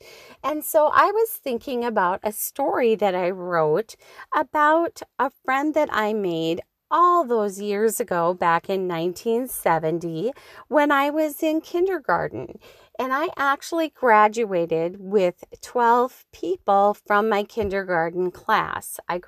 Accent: Schroeder, Minnesota, United States; up on the beautiful north shore of Lake Superior in the little town of Schroeder, which is where I grew up living on the Kramer Road.

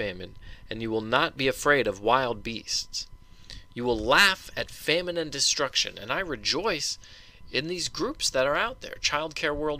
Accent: Colorado, United States; growing up in Colorado

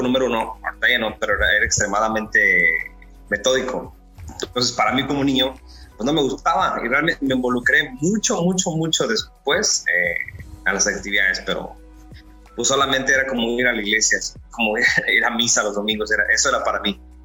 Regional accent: Mexico City, Mexico; soy nacido en la Ciudad de México

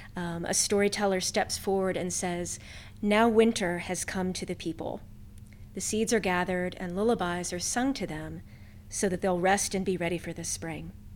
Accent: West Virginia, United States; moved away as an adult; also born or lived in Amherst, Massachusetts; now in Kentucky, United States; I was born and raised in West Virginia

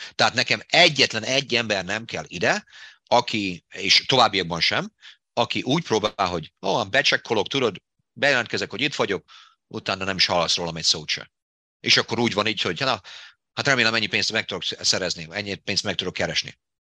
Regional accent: Debrecen, Hajdú-Bihar, Hungary; accent: Hungarian; moved away as an adult; now in United States; abban a kis, kis debreceni városban, ahol én felnőttem

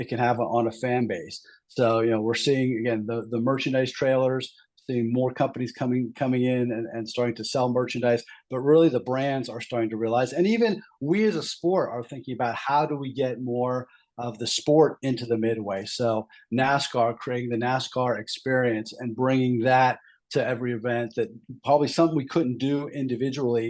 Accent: Southeastern Pennsylvania, United States; I grew up in the Southeastern Pennsylvania area

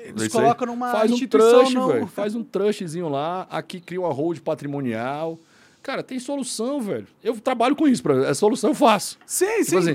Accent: Fortaleza, Ceará, Brazil; eu sou de Fortaleza, né? Sim, eu sou cearense.

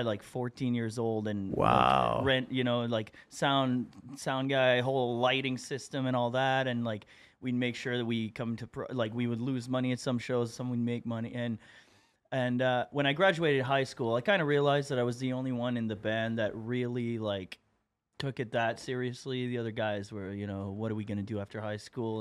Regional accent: Moncton, New Brunswick, Canada; moved away as an adult; also born or lived in Montreal; I'm from uh, Moncton, New Brunswick, like far east coast of Canada

